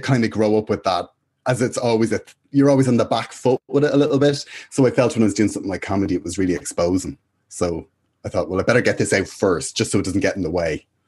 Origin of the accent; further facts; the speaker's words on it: Dublin, Leinster, Ireland; I went to school in Finglas, in De La Salle, uh, in Finglas, and yeah, I've been there since I was about four years of age